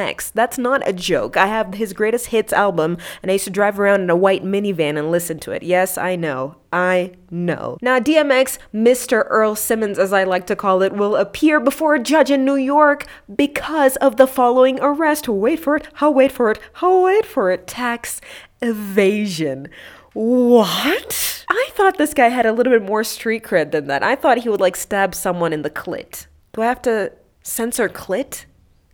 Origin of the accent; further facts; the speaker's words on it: Kenya; as a Kenyan